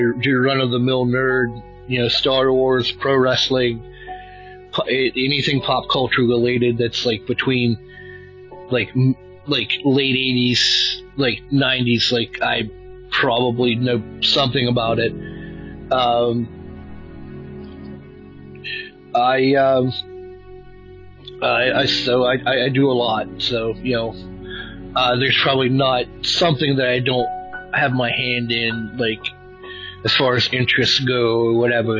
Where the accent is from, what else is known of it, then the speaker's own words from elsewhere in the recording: West Virginia, United States; also born or lived in Wheeling, West Virginia; I am from West Virginia. Wheeling, West Virginia is where I live currently, but I grew up in a small town of like 1,100 people, probably an hour from where I'm living now.